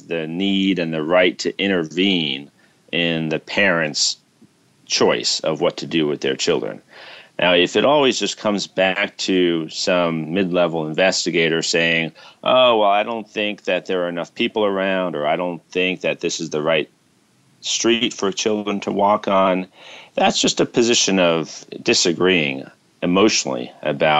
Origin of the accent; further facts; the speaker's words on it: New York City, New York, United States; when I was growing up in New York City